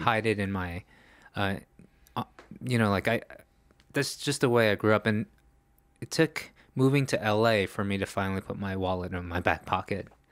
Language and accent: English; New York City, New York, United States; also born or lived in Los Angeles; now in Korea; growing up in New York City